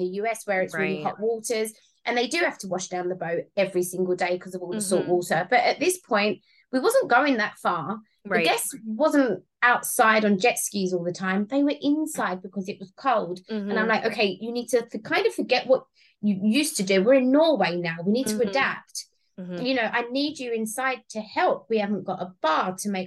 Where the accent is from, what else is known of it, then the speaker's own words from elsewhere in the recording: London, United Kingdom; moved away as an adult; I'm originally from Southeast London